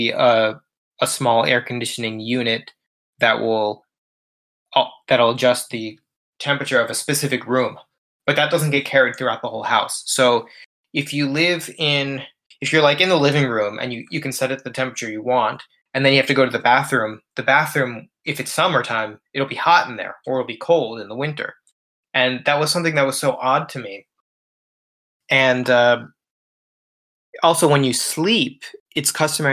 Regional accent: South Florida, United States; moved away as an adult; now in Japan; where I grew up in South Florida

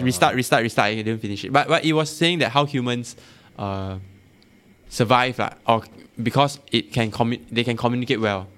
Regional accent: Malaysia; I'm Malaysian

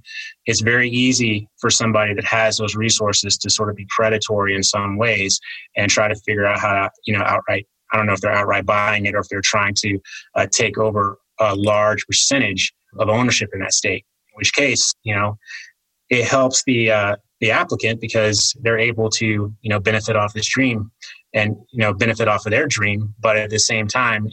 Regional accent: Virginia, United States; moved away; my home state of Virginia

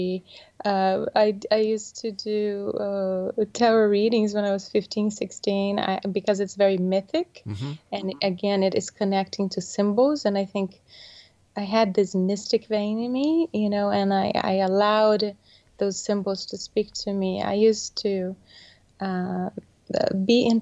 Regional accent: Brazil; moved away; I was born in Brazil

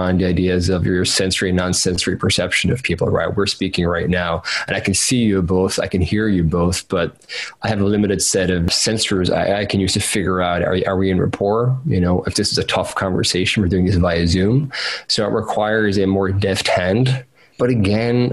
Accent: Cork, Munster, Ireland; I'm from Cork in Ireland

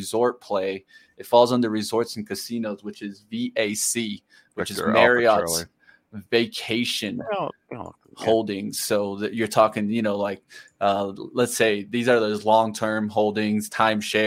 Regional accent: Colorado, United States; I'm from Colorado

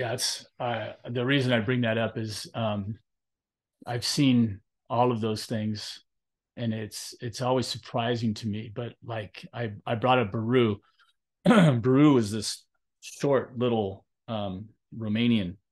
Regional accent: Long Beach, California, United States; I grew up in Long Beach, California, and they both went to Milliken like I did

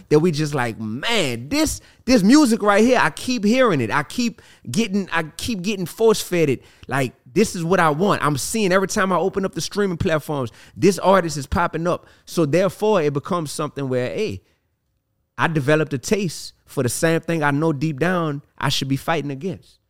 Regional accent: New Orleans, Louisiana, United States; I'm from New Orleans

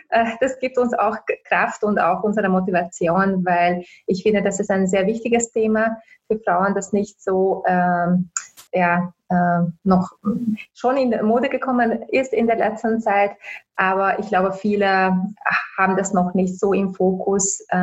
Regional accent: Hungary; German is a second language; now in Austria; ich bin in Ungarn aufgewachsen, glaube ich, das ist auch nicht zu überhören. äh, auch wenn ich äh, seit 18 Jahren schon äh, in Österreich äh, lebe.

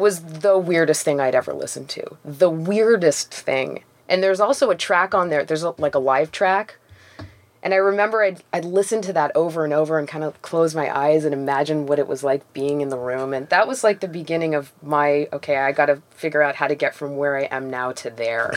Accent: Toronto, Ontario, Canada; I grew up in Forest Hill, which is like an upper middle class Jewish neighborhood

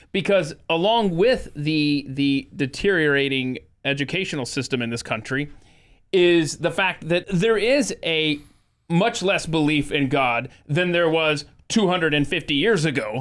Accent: United States; being born and raised in the United States

